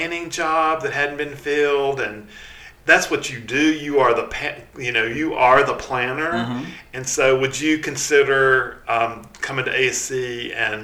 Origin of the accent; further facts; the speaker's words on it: Hickory, North Carolina, United States; now in Charlotte, United States; I grew up in Hickory, North Carolina, about an hour up the road.